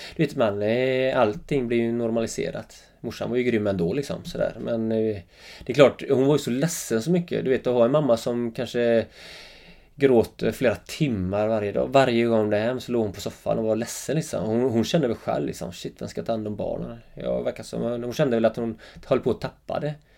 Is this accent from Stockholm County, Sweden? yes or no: no; Öckerö, Västra Götaland, Sweden; accent: Öckerö dialect; now in Jämtland, Sweden; Mina första tio år var ju helt fantastiska, Öckre liksom. Jag bodde med morsan och farsan och mormor och morfar bodde granne